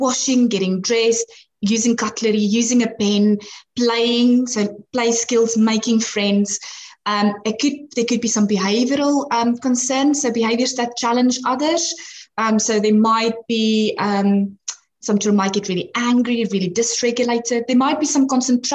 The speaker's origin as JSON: {"language": "English", "country": "South Africa", "moved": "yes", "said": "I'm actually from South Africa, and that's where I studied."}